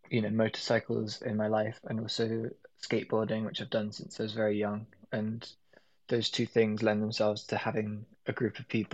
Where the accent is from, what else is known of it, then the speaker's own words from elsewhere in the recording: London, United Kingdom; I'm born and raised in London